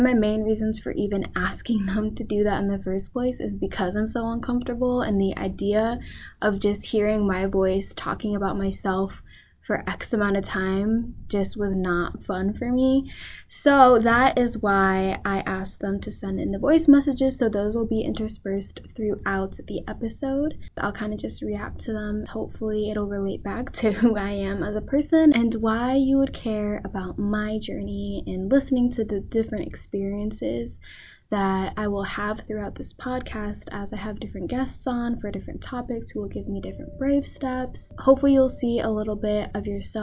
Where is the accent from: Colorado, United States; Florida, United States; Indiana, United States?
Florida, United States; Tampa; I grew up in Tampa, Florida